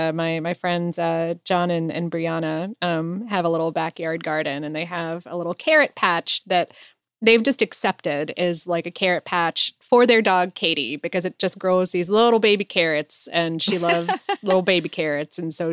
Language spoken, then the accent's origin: English; Florida, United States; Growing up in Florida and coming from a very stereotypical Florida household, I, of course, had multiple citrus trees growing in my backyard.